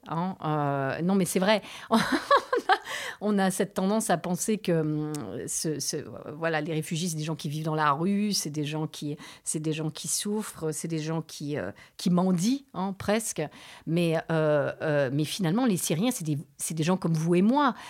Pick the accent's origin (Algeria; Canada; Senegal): Canada; moved away as an adult; also born or lived in Beirut, Lebanon; now in France; mon père est libanais, ma mère est canadienne. J'ai grandi au Canada.